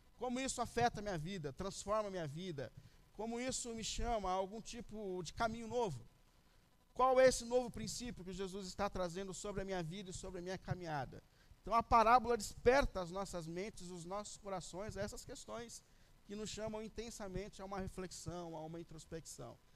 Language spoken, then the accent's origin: Portuguese; São Paulo, Brazil; quando eu era criança, eu cresci na Vila Ré, aqui na Zona Leste mesmo, perto da igreja